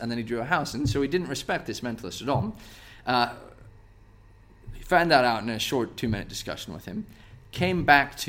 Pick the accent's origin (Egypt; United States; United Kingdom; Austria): United States; moved away as an adult; I'm from the States